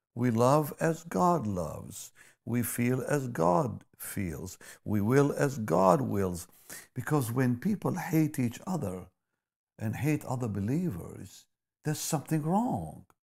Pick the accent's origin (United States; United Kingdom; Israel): Israel; moved away; I grew up in Israel